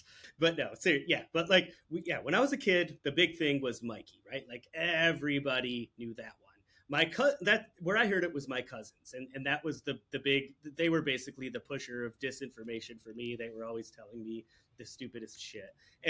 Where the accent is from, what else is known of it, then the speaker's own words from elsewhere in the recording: New York, United States; So I'm from New York, right? So the thing that we used to hear all the time in New York was this ridiculous story about people flushing alligators down the toilet.